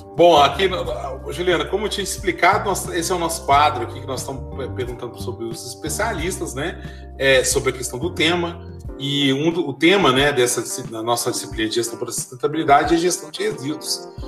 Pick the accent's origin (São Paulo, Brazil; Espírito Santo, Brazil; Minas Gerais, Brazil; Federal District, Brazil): Minas Gerais, Brazil; Belo Horizonte; now in Diamantina, Brazil; eu fui nascido criado em Belo Horizonte